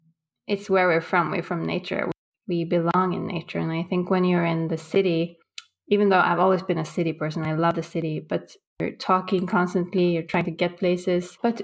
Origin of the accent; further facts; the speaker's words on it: Bodø, Nordland, Norway; Growing up in Norway, in northern Norway, above the Arctic Circle in Bodø, it's extreme weather-wise.